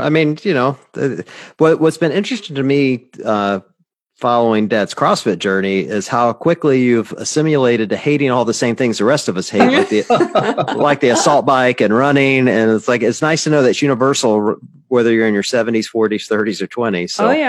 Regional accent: Tupelo, Mississippi, United States; throwing down at the gym there in Tupelo, Mississippi, which is my hometown.

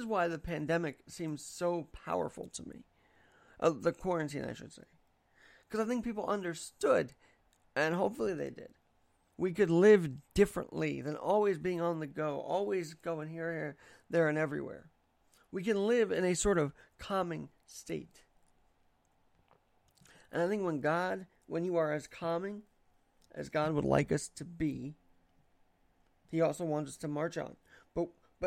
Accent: United States; as American

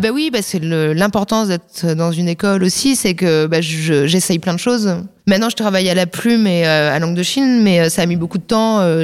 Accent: Saint-Maixent-l'École, Nouvelle-Aquitaine, France; moved away as an adult; also born or lived in La Crèche / Angoulême; now in Paris, France; j'étais dans le département des Deux-Sèvres, à Saint-Mexan l'école

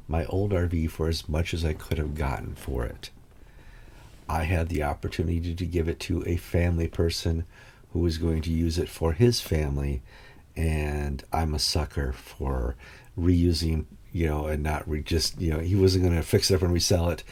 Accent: Wisconsin, United States; moved away; also born or lived in Connecticut; I was raised in Wisconsin

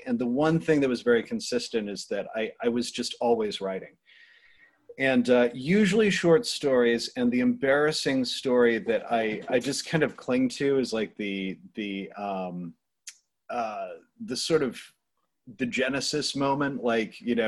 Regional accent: Cornwall, Vermont, United States; also born or lived in Pittsburgh / Boston; now in Rhode Island, United States; I grew up in Vermont, which is already an offbeat place

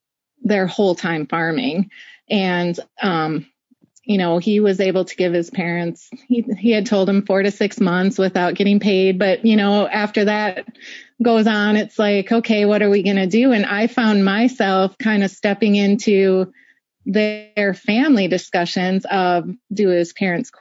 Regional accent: Wisconsin, United States; I grew up in Wisconsin

